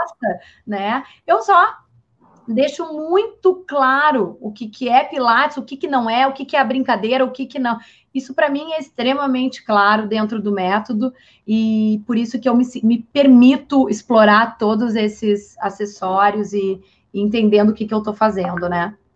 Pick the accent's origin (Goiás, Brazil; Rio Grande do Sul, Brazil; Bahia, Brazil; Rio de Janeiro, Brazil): Rio Grande do Sul, Brazil; sou gaúcha